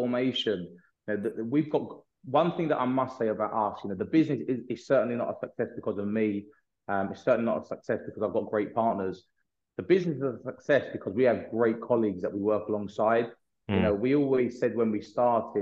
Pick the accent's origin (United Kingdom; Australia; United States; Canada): United Kingdom; London; myself and my partners, we're all from the North London area.